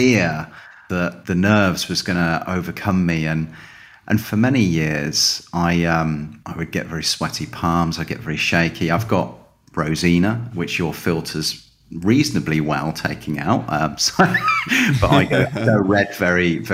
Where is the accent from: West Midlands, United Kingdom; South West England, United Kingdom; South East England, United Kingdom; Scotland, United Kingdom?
South West England, United Kingdom; Calne; moved away as an adult; now in Spain; I grew up in the southwest of England in a little town called Calne